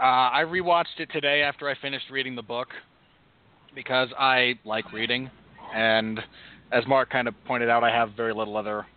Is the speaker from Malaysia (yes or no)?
no; England, United Kingdom; the fact that I never had to live through Thatcherism as an Englishman, or a lot of Thatcherism in general, given that I was born in 1985